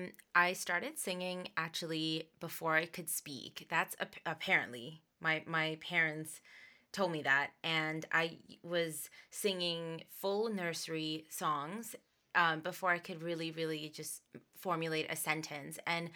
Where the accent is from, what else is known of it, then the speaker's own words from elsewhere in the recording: Dubai, United Arab Emirates; Cause back when I was born in Dubai, and so back then there were, where I lived, there was a lot of Bollywood influence in Dubai. So I was growing up with Bollywood songs and English songs and everything.